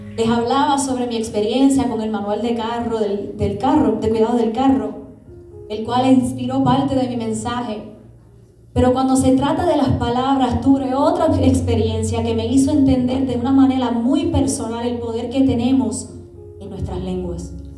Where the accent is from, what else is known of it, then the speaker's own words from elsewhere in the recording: Puerto Rico; Yo como buen puertorriqueña que soy